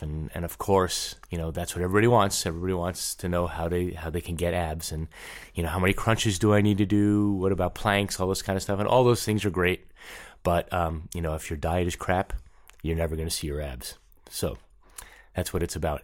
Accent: New York, United States; also born or lived in Los Angeles / Saint Louis; now in St. Louis, United States; I'm from New York, so I was raised there

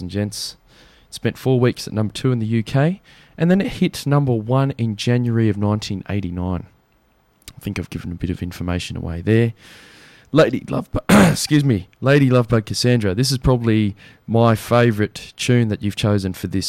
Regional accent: Australia; accent: bogan; our true great country

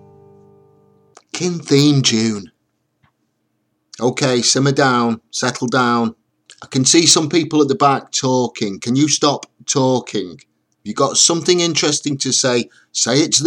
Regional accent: England, United Kingdom; I'm English

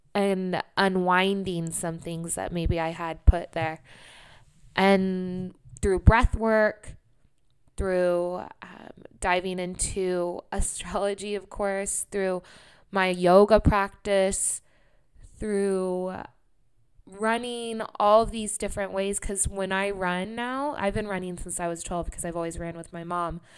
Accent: Sacramento, California, United States; moved away; at that time, I couldn't leave Sacramento

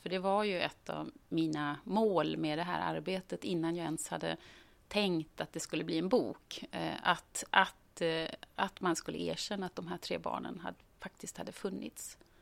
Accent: Gothenburg, Västra Götaland, Sweden; moved away as an adult; är född och uppvuxen i Göteborg

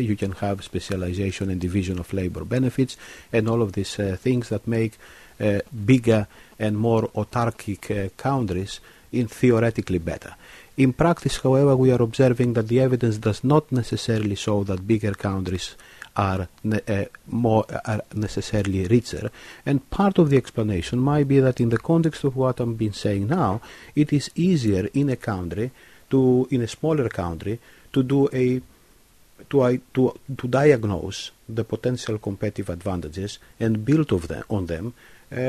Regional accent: Kavala, Eastern Macedonia and Thrace, Greece; now in Cambridge, United Kingdom; my hometown in northern Greece, Kavala

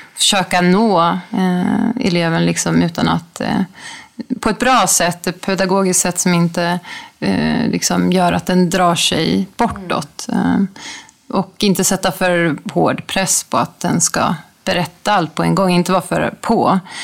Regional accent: Sweden; also born or lived in Bangkok, Thailand; hemma i Sverige

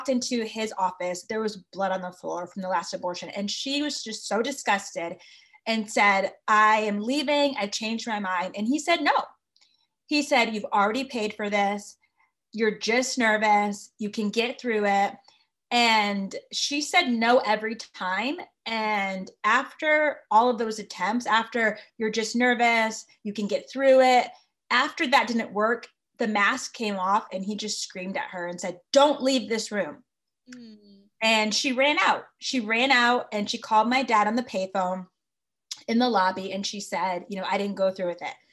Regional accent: Connecticut, United States; I am from Connecticut

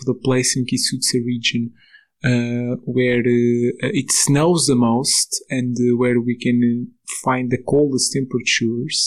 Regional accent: Portugal; moved away as an adult; now in Slovakia; I am originally from Portugal

